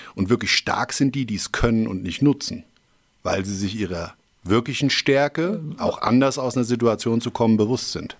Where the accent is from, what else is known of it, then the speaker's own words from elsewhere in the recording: Schwalbach am Taunus, Hesse, Germany; aufgewachsen bin ich im Anschluss eigentlich dann doch eher in Schwalbach